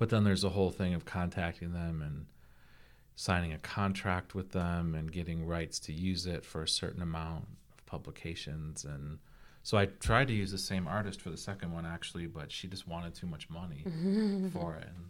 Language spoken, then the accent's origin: English; East Coast, United States; Yeah, I'm from the East Coast.